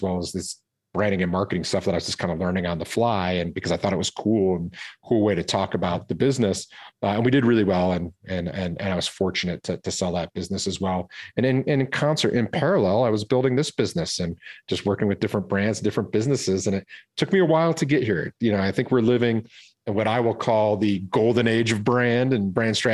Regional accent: Detroit, Michigan, United States; also born or lived in California; now in Boulder, Colorado, United States; I grew up in Detroit, Michigan.

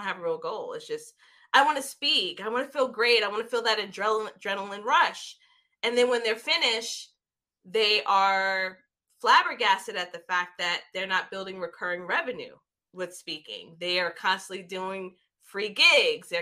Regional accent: New York City, New York, United States; growing up in New York City, Jamaica, Queens

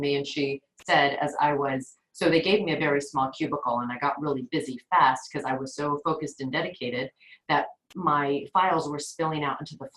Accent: Los Angeles, California, United States; I grew up here in the San Fernando Valley, which is in the northern part of Los Angeles

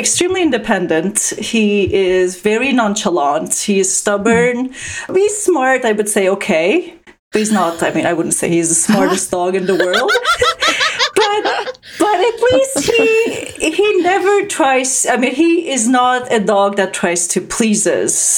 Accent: Turkey; moved away as an adult; also born or lived in Canada; growing up in Turkey

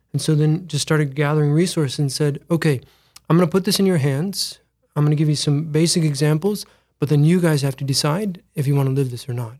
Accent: Mitchell, South Dakota, United States; Born and raised in Mitchell, South Dakota

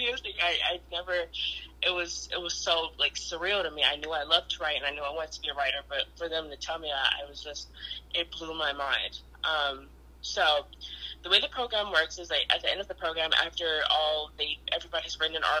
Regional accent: Detroit, Michigan, United States; where I'm from Detroit

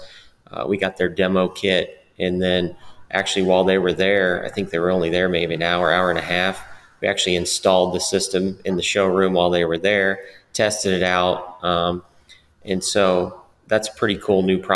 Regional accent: Warsaw, Indiana, United States; Matt and I grew up in Warsaw, Indiana

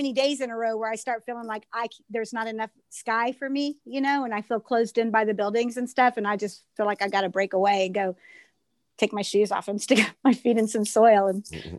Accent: Iola, Kansas, United States; I'm from Iola, Southeast Kansas. I live in Iola, Kansas.

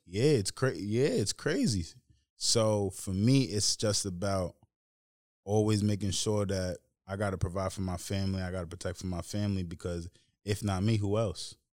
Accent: Tuckahoe, New York, United States; ended up growing up in Tuckahoe

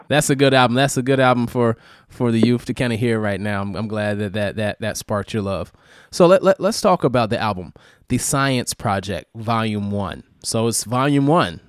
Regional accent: New York, United States; I, I, I grew up in New York

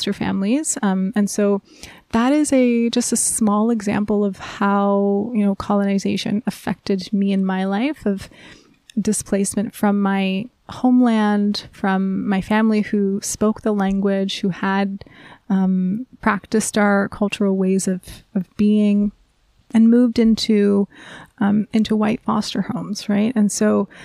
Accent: Nunatsiavut, Newfoundland and Labrador, Canada; now in Nova Scotia, Canada; I am from the Nanutsiavut, which means our beautiful lands in Inuktitut

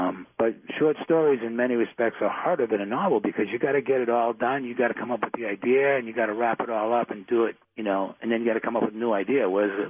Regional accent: Boston, Massachusetts, United States; I grew up in Dorchester in Boston.

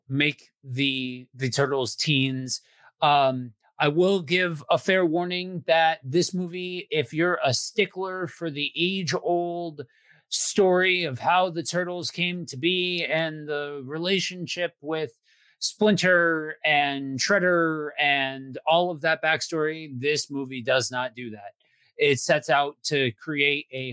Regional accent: outside of Philly, Pennsylvania, United States; I grew up outside of Philly, and so boxing is like a religion out here

